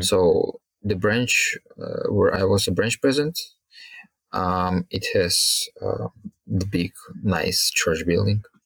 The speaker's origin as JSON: {"language": "English", "town": "Kharkiv", "region": "Kharkiv Oblast", "country": "Ukraine", "tie": "born or raised there", "moved": "as an adult", "lives_now": "Dnipro, Ukraine", "said": "originally I'm from a city called Kharkiv, which is 40 kilometers away from the border with Russia"}